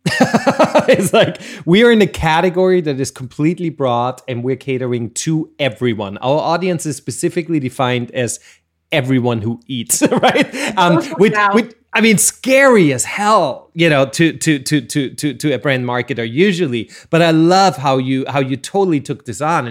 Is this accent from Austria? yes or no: yes; Austria; accent: Austrian; my Austrian accent